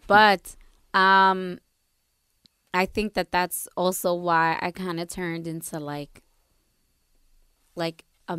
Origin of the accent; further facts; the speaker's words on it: New Jersey, United States; Growing up in Jersey, mini DR, we all came from very strict households.